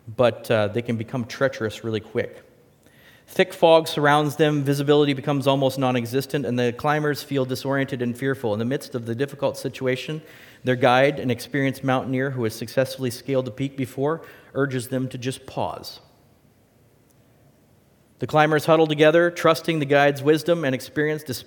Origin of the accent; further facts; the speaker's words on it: West Coast, United States; now in Wisconsin, United States; I'm from the West Coast